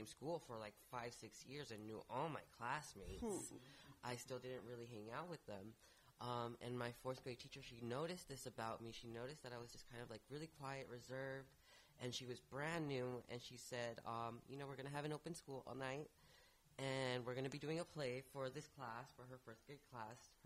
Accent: Rialto, California, United States; moved away as an adult; now in San Francisco Bay Area, United States; I'm from Rialto, California, so Inland Empire

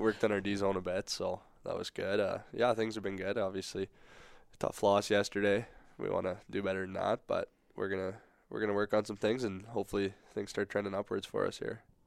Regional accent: Saskatoon, Saskatchewan, Canada; moved away; growing up in Saskatoon, go to a lot of Blades games

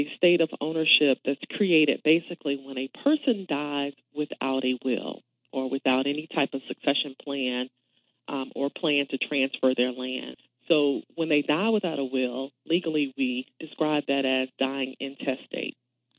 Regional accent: Thomasville, Georgia, United States; Born and raised in Thomasville, Georgia.

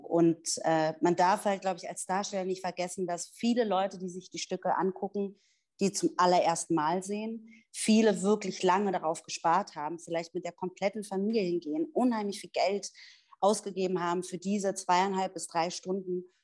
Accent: Berlin, Germany; moved away as an adult; now in Stuttgart, Germany; geboren und aufgewachsen in Berlin, lebe jetzt aber bereits seit acht Jahren in Stuttgart

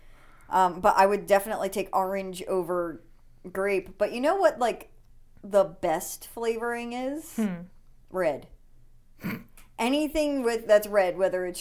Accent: the North, United States; now in Georgia, United States; I was raised in the North

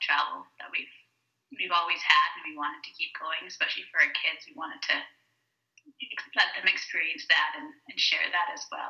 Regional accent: Jamaica; moved away; It was a very big change for them, though, because we moved there from Jamaica.

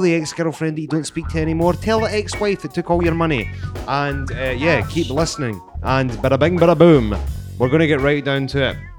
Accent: Scotland, United Kingdom; I'm from Bonnie, Scotland.

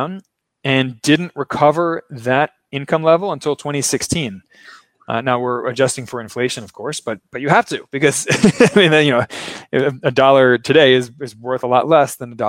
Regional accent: Baltimore, Maryland, United States; now in Brazil; I'm not from Brazil, of course, as you can tell from my accent. I'm from Maryland. I'm from Baltimore

